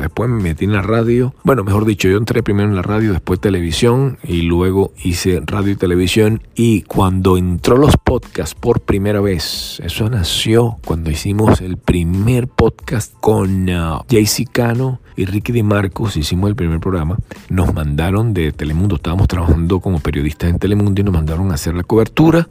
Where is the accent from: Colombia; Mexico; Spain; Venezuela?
Venezuela; Valencia, Carabobo; moved away as an adult; now in United States; yo soy de Valencia